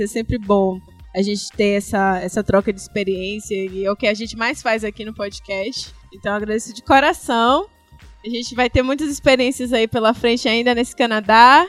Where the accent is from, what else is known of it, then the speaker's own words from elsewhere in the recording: Northeast Region, Brazil; eu, … e …, Nordeste